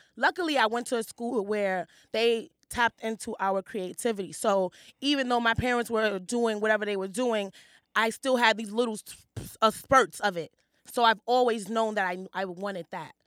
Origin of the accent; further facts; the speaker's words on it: New York City, New York, United States; I grew up in Hell's Kitchen